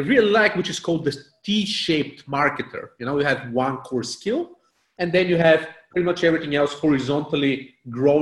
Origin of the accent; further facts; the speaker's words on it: Bulgaria; I was born in Bulgaria back in the late communist days.